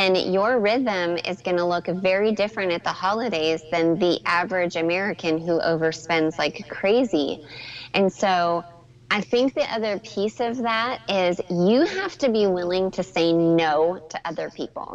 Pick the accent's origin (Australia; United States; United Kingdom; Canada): Canada; moved away; growing up in Canada where Santa Claus lives